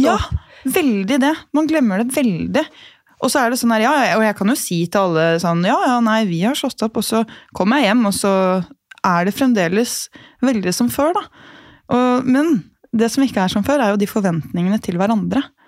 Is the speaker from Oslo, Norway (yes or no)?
no; Gol, Buskerud, Norway; moved away; jeg hadde bodd hjemme på Gol